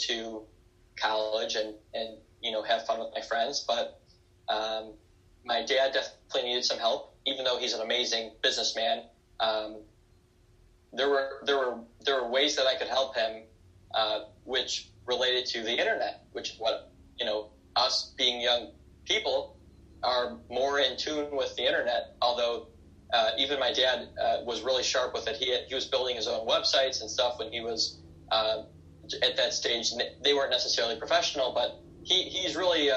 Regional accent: Detroit, Michigan, United States; I was born in 1992 in Detroit, Michigan.

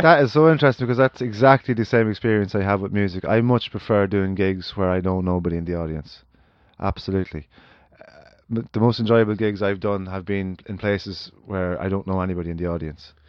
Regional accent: Ireland; as Irish people

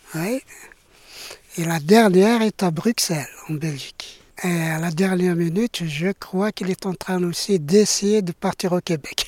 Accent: Algeria; moved away as an adult; also born or lived in Paris, France; now in France; je suis euh, d'Algérie. Donc, je viens d'Algérie. J'ai quitté l'Algérie euh, en 2002 ah pour, m'installer en France. J'approchais la cinquantaine

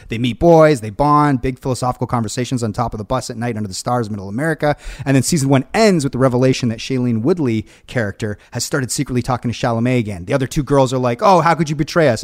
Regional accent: Hamilton, Ontario, Canada; we're from the West Mountain

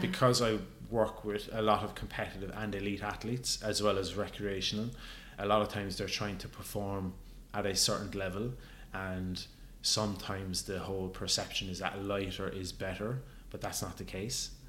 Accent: Ireland; growing up in Ireland

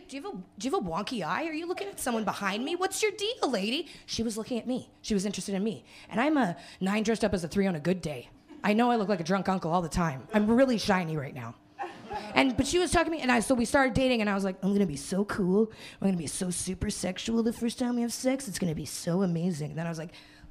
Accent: Winnipeg, Manitoba, Canada; now in Toronto, Canada; I'm from Winnipeg

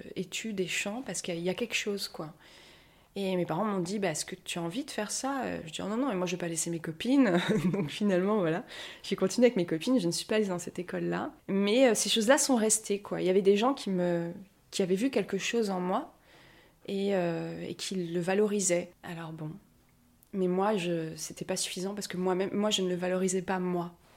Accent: Paris, Île-de-France, France; je me sens très parisienne parce qu'en plus, je suis née à Paris, tout ça, j'ai des réflexes de parisienne

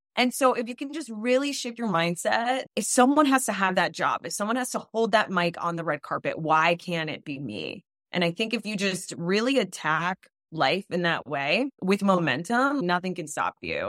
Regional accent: South Florida, United States; now in Los Angeles, United States; I grew up in South Florida to Latino parents. My parents are Dominican, I'm Dominican-American

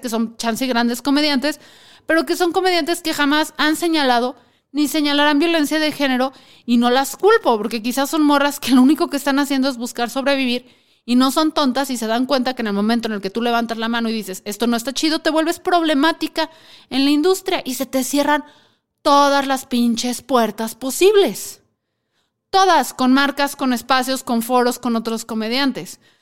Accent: Mexico; somos los mexicanos

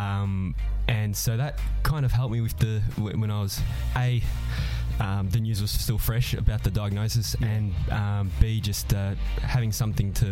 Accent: Strathmore, Victoria, Australia; I hail from Strathmore

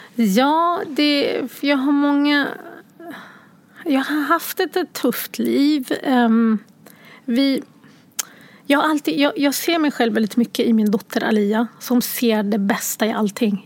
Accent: Sweden; born or raised there; also born or lived in Sierra Leone

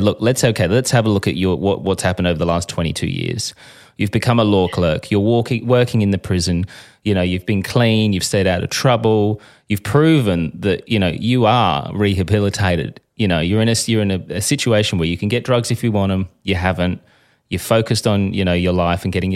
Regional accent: Australia; I'm a journalist from Australia

